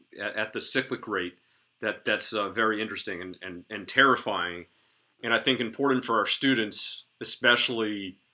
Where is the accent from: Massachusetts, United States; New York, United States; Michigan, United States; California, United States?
Massachusetts, United States; Boston; my family growing up in Boston